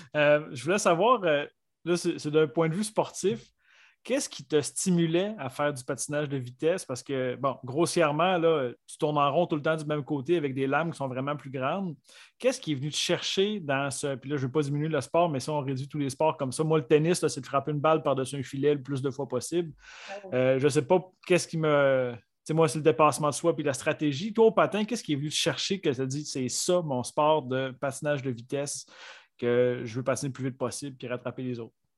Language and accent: French; Côte-Nord, Quebec, Canada; je viens de la Côte-Nord